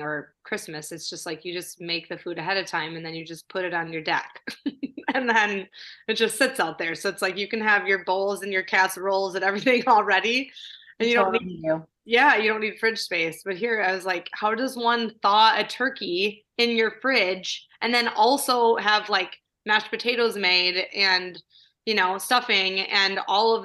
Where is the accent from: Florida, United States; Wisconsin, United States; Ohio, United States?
Wisconsin, United States; I was from Wisconsin